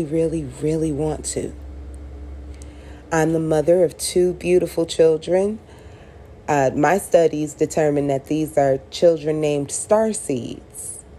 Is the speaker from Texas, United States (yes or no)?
no; Chicago, Illinois, United States; also born or lived in Las Vegas / Miami; now in Las Vegas / Miami, United States; I'm from Chicago. I relocated to Las Vegas, and then I relocated to Miami